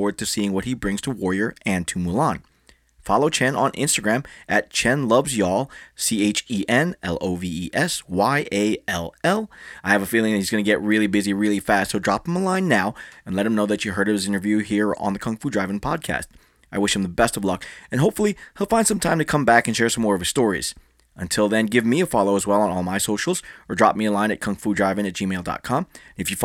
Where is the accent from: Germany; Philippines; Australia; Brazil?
Philippines; I'm Filipino